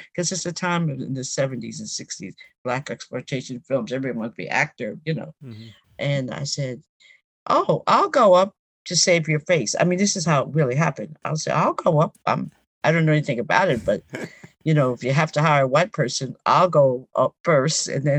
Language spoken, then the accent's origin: English; Long Island, New York, United States; also born or lived in Greenwich Village, New York City; I grew up in West Bradley, Long Island, but I went to NYU in 1961 and I settled in the Village, Greenwich Village